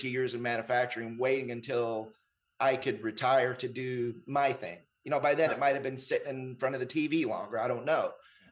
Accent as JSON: {"language": "English", "town": "Houston", "region": "Texas", "country": "United States", "tie": "born or raised there", "said": "I grew up in Houston"}